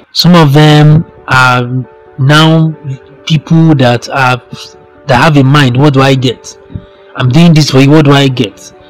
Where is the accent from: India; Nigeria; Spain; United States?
Nigeria; I'm a Nigerian.